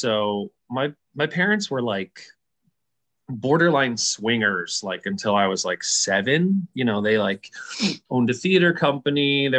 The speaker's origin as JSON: {"language": "English", "region": "California", "country": "United States", "also_born_or_lived": "Arizona", "said": "And I'm from California and Arizona, respectively. And I grew up Southern, even though I'm half Mexican and from Arizona and California"}